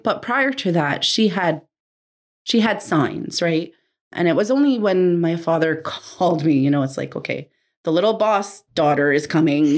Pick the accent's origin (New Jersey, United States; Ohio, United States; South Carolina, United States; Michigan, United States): New Jersey, United States; moved away; Growing up in New Jersey at first, we we always had family living with us